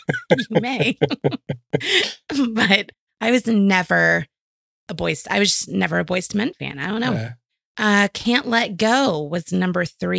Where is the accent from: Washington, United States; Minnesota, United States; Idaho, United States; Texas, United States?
Texas, United States; Houston; moved away; also born or lived in New Mexico / New York; growing up in Houston, I was used to like the news. So then when I lived in New Mexico, I was shocked. When I lived in New York, I was surprised.